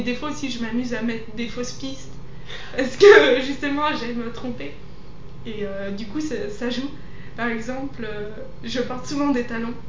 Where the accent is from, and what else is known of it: Savoie, Auvergne-Rhône-Alpes, France; born or raised there; now in Lyon, France